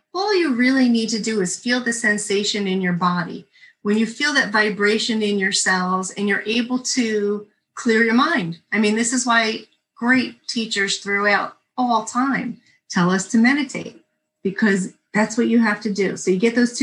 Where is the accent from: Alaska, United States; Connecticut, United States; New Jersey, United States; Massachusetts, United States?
New Jersey, United States; I'm from New Jersey